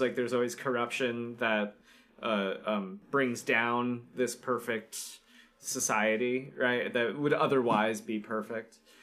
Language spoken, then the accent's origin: English; Florida, United States; growing up in Florida